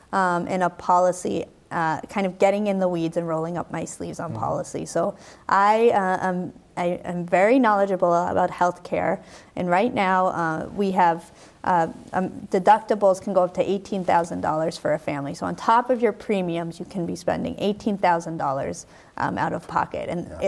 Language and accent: English; Brookline, Massachusetts, United States; I grew up in Brookline. I know the Brookline precinct.